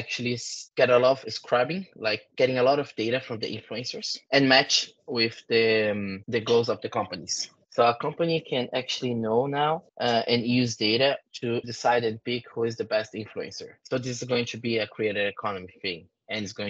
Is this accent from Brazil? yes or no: yes; Brazil; English is a second language; moved away; I came from South America.